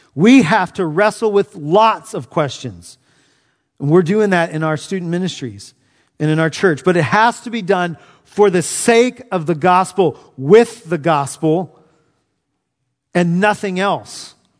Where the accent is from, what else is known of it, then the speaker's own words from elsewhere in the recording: Southern California, United States; now in Knoxville, United States; Growing up in Southern California